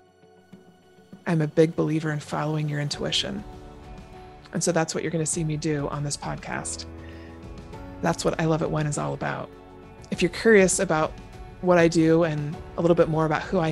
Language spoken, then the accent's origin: English; Seattle, Washington, United States; now in Everett, United States; I am from Seattle, Washington, born and raised. I now live in Everett, Washington, just north of Seattle